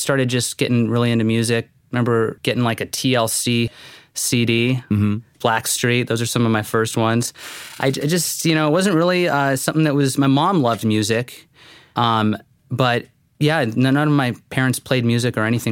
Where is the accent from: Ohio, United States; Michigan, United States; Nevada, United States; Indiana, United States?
Nevada, United States; Las Vegas; moved away as an adult; also born or lived in Fullerton, California / Corpus Christi, Texas; now in San Diego, United States; Las Vegas, Nevada. Born and raised there